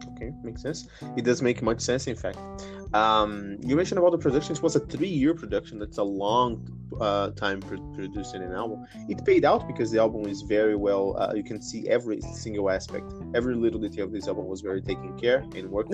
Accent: Brazil; I, am um, from Brazil. I'm Brazilian from Brazil

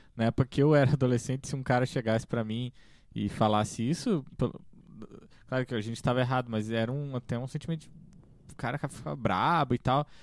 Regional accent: Correia Pinto, Santa Catarina, Brazil; eu também me criei basicamente em Correia Pinta

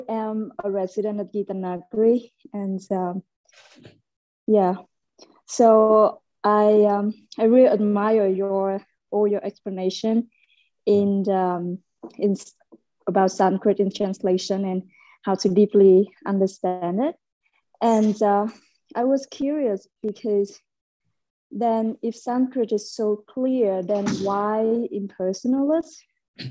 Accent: Vietnam; I'm from Vietnam

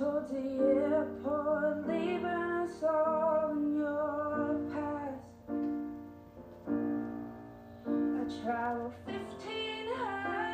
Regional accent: Boone County, West Virginia, United States; I'm 18, and I'm from Boone County, West Virginia

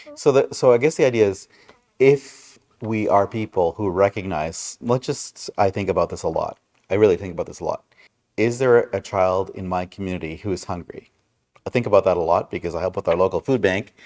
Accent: Brampton, Ontario, Canada; where I grew up in Brampton

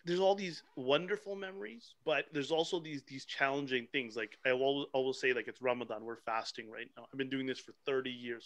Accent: Pickering, Ontario, Canada; I grew up in Pickering, Ontario, where we weren't that many

